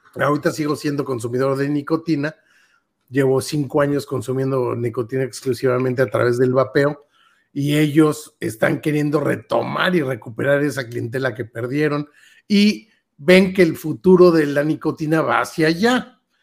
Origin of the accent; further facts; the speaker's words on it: Mexico; Nosotros que crecimos aquí con la tortilla de maíz